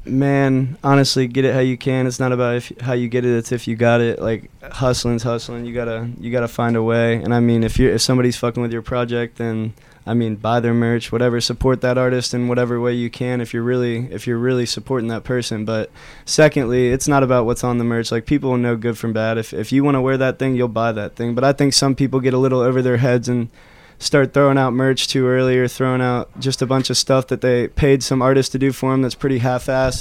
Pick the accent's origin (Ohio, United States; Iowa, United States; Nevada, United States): Ohio, United States; Loveland; we grew up in Loveland, Ohio